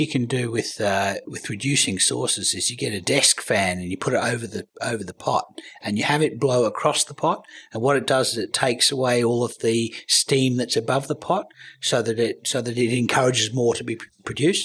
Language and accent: English; Australia; also born or lived in Canberra, Australia / United States; I'm Australian